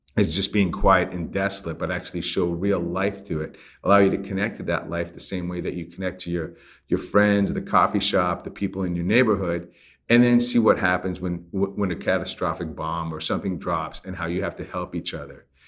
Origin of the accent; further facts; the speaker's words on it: Iran; moved away; I grew up in Iran